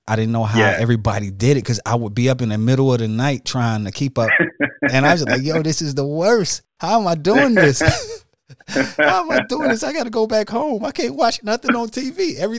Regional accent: Detroit, Michigan, United States; now in Atlanta, United States; I'm from Detroit

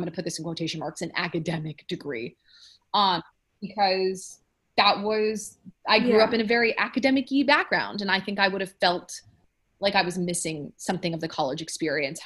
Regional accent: New York City, New York, United States; also born or lived in Ann Arbor, Michigan; I grew up in New York. I wanted to stay in New York

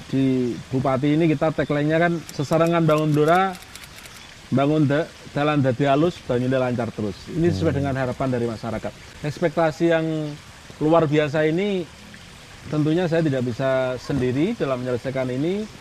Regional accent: Blora, Central Java, Indonesia; born there; kita dilahirkan di Blora ini Blora ini terkenal sebagai kota pensiunan.

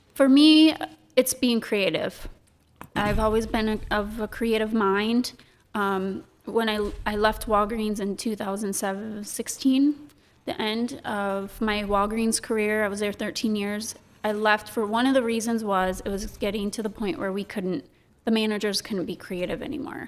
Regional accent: Sandusky, Michigan, United States; moved away as an adult; also born or lived in Owosso, Michigan; now in Saint Charles, United States; I'm born and raised in Sandusky, Michigan.

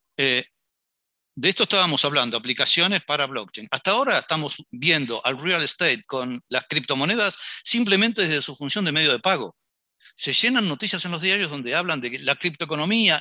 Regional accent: Argentina; como latinoamericanos y en particular argentinos

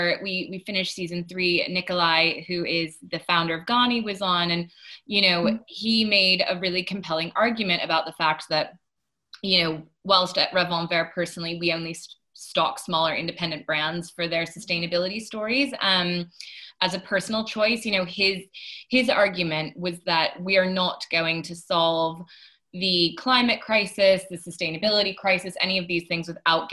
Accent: United States; moved away; my home country of America

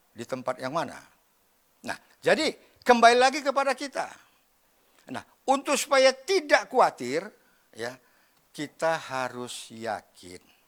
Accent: Medan, North Sumatra, Indonesia; saya lahir di Medan, ya. Dibesarkan dalam keluarga. Yang, apa namanya, ya orang Medan lah

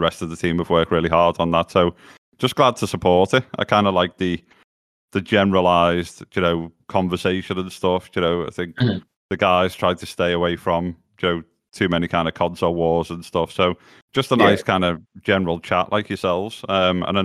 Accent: Liverpool, North West England, United Kingdom; born and bred in Liverpool.

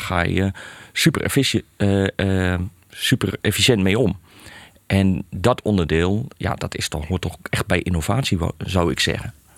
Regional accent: Hellendoorn, Overijssel, Netherlands; kom midden uit Overijssel, uit Hellendoorn. Eh, daar eigenlijk geboren en getogen.

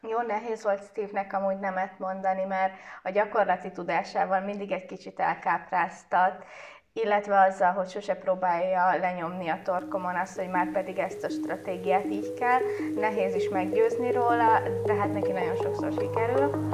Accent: Pécs, Baranya, Hungary; én kicsi Pécsiként

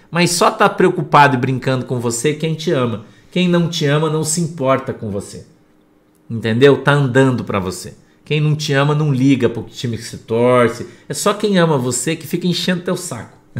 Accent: Paraná, Brazil; sou lá do Paraná

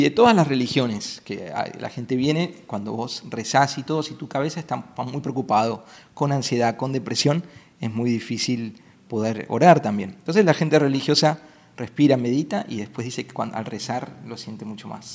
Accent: Buenos Aires, Argentina; Y yo soy un chico de ciudad, nací en Buenos Aires, que es súper alocada

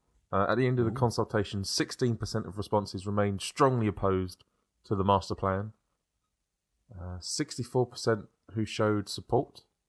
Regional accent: London, United Kingdom; also born or lived in Kent; We're from South East London / Kent

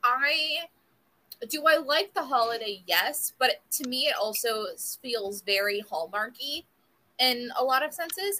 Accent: South Florida, United States; born and raised in South Florida

